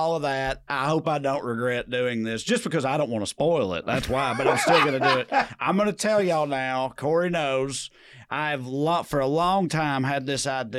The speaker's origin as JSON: {"language": "English", "town": "Selina", "region": "Tennessee", "country": "United States", "tie": "born or raised there", "said": "Growing up in Salina"}